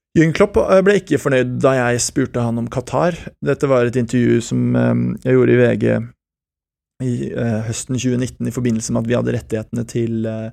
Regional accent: France; also born or lived in Switzerland; now in Norway; Jeg har berbisk opprinnelse, jeg er født i Sveits og oppvokst i Frankrike

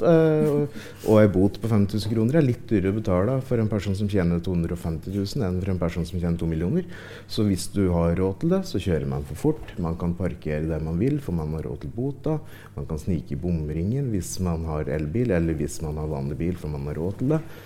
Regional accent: Ringsaker, Innlandet, Norway; jeg kommer jo fra Ringsaker sjøl

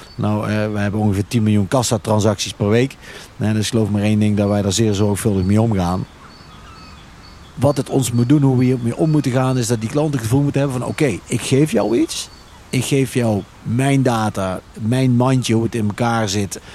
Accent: Veghel, North Brabant, Netherlands; kom uit Veghel.

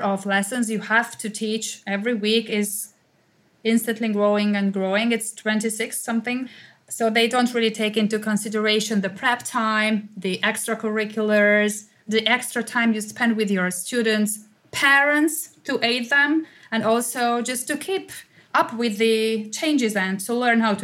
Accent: Hungary; I'm from Hungary.

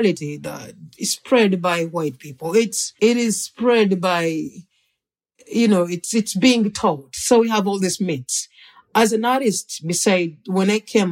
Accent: Uganda; moved away

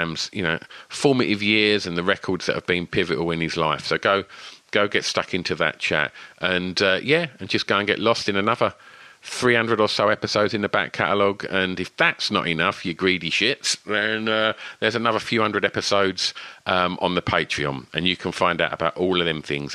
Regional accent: Rayleigh, East of England, United Kingdom; born or raised there; also born or lived in Southend

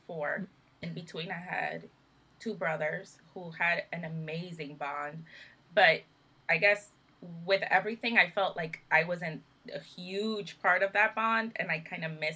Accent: New York City, New York, United States; moved away as an adult; also born or lived in Dominican Republic; I moved to the state of New York at the age of four or five. I'm a Brooklyn girl. And that was the, you know, my childhood.

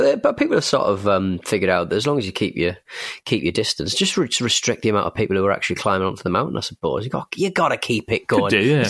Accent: United Kingdom; as British people

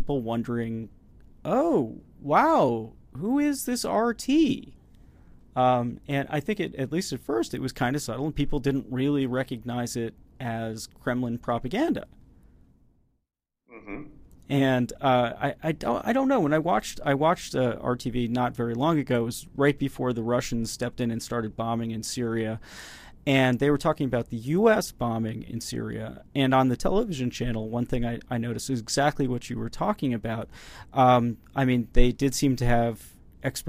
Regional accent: United States; speaking as an American

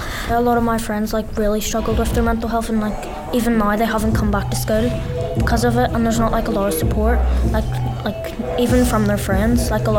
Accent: Belfast, Northern Ireland, United Kingdom; I'm 16 and I'm from South Belfast.

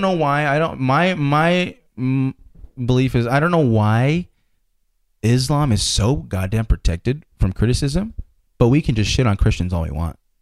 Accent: United States; I'm glad I was born in America.

